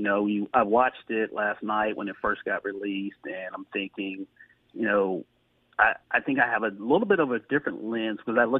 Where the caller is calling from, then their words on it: Jacksonville, Florida, United States; And I'm greetings from Jacksonville, Florida.